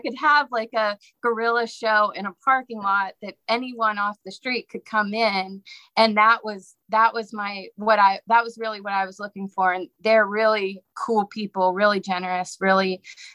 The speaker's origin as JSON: {"language": "English", "town": "Pittsburgh", "region": "Pennsylvania", "country": "United States", "also_born_or_lived": "New Orleans", "moved": "yes", "lives_now": "Savannah, United States", "said": "I moved here from New Orleans. I'm originally from Pittsburgh"}